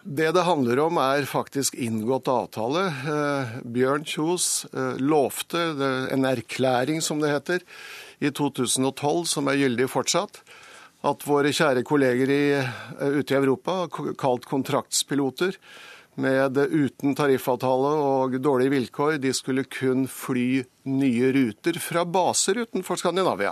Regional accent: Vestfold, Norway; der jeg kommer fra, i Vestfold

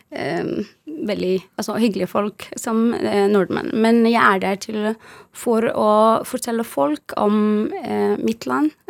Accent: Western Sahara; Norwegian is a second language; now in Norway; så kom jeg til Norge og også introduserer jeg meg selv, og så sier jeg hei … jeg er fra Vest-Sahara.

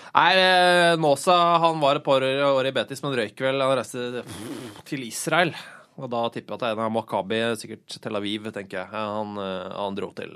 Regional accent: Oslo, Norway; Jeg er oppvokst på Oslo øst

